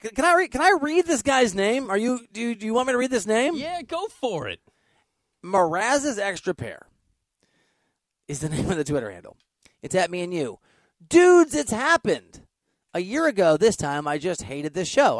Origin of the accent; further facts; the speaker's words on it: United States; also born or lived in Dubuque, Iowa / Chicago suburbs, Illinois; now in Los Angeles, United States; I grew up in Dubuque, Iowa, and Chicago, the suburbs of Chicago.